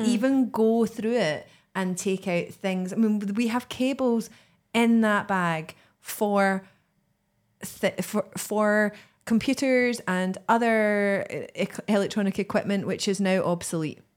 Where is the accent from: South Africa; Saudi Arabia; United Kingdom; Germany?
United Kingdom; Greenock, Scotland; my hometown of, of Greenock